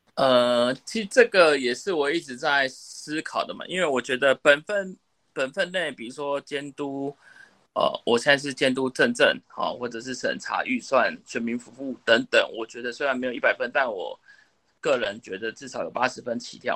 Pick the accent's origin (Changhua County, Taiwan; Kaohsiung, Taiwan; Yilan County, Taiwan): Yilan County, Taiwan; 我既然回到宜兰工作